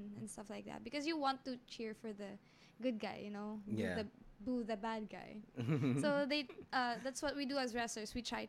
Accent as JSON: {"language": "English", "town": "Olongapo", "region": "Central Luzon", "country": "Philippines", "tie": "born or raised there", "said": "Yeah, I grew up in Subic."}